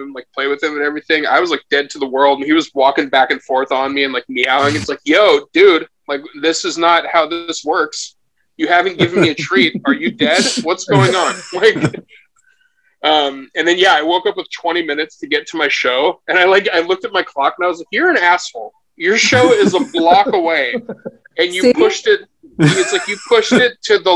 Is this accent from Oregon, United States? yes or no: yes; Portland, Oregon, United States; I was born homeless in Portland